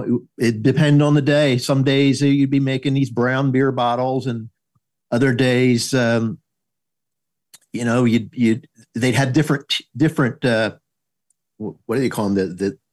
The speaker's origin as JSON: {"language": "English", "town": "Atlantic City", "region": "New Jersey", "country": "United States", "tie": "born or raised there", "said": "South Jersey. I just sound like I'm from Georgia."}